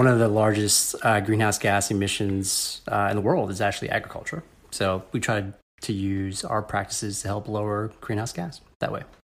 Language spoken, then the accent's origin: English; Northern Virginia, United States; moved away as an adult; also born or lived in Ohio / Chicago; I was born in the Washington, D C area in Vir-, Northern Virginia